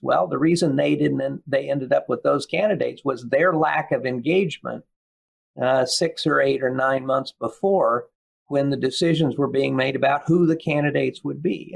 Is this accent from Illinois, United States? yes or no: no; Kansas, United States; moved away as an adult; also born or lived in Williamsburg, Virginia; my experience growing up in Kansas